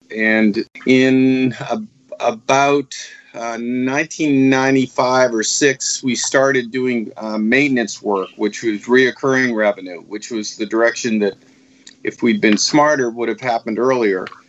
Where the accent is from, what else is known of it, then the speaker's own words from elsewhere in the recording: Marblehead, Massachusetts, United States; moved away as an adult; also born or lived in South Florida; I grew up in Marblehead, Massachusetts